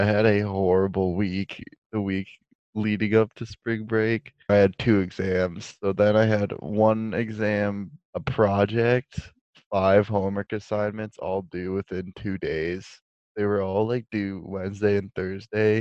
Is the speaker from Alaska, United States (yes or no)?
no; Michigan, United States; I'm from the mid-Michigan area